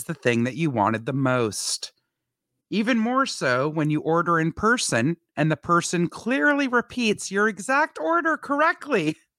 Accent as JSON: {"language": "English", "town": "Montreal", "region": "Quebec", "country": "Canada", "moved": "yes", "lives_now": "United States", "said": "I'm from Montreal, Quebec"}